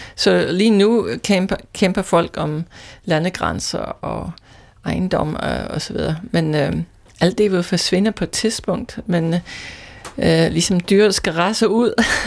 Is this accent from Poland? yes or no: no; Scotland, United Kingdom; Danish is a second language; moved away as an adult; also born or lived in London; now in Denmark; Ikke oprindeligt, øh, jeg er skotte